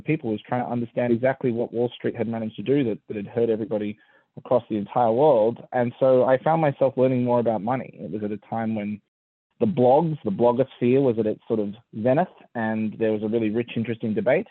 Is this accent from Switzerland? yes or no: no; Sydney, New South Wales, Australia; also born or lived in New York, United States / London, United Kingdom / Ithaca, New York, United States; now in Portland, United States; I grew up in Sydney.